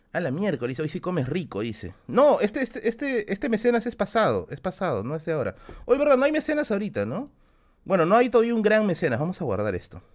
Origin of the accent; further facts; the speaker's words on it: Peruvian highlands, Aymara, Andean highlands, Peru; Soy serrano, carajo. Yo soy serrano. Yo soy cholo, cholo. Es más, Aymara. Soy Aymara